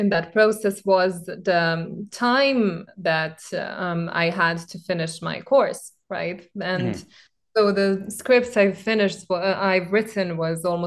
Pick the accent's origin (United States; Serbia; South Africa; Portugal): Serbia; Belgrade; Serbia and Belgrade, where I'm from